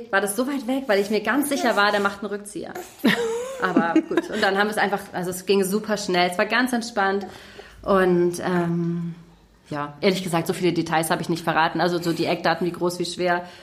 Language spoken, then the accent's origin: German; Hamburg, Germany; Also ich bin selber in Hamburg geboren und groß geworden.